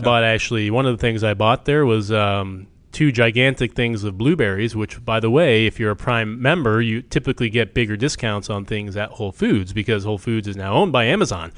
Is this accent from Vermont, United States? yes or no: yes; Chester, Vermont, United States; moved away; I grew up in Chester, Vermont, population three thousand